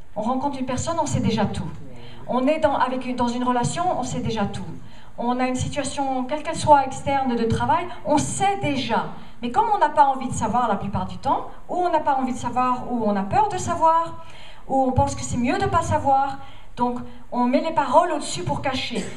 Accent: United States; French is a second language; moved away; Je viens des États-Unis

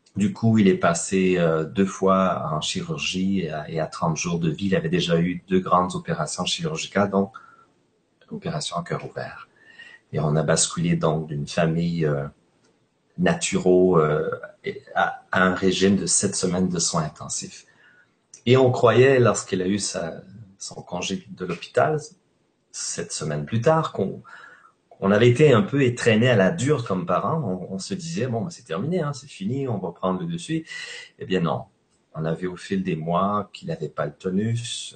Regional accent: Quebec, Canada; chez nous au Québec

